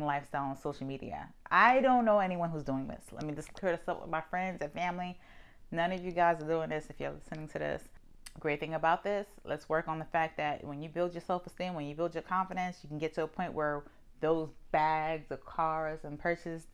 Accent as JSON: {"language": "English", "region": "New York", "country": "United States", "said": "I'm from New York"}